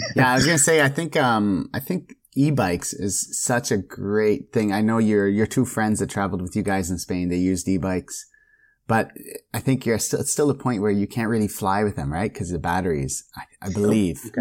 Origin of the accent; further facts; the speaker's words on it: Canada; as a Canadian.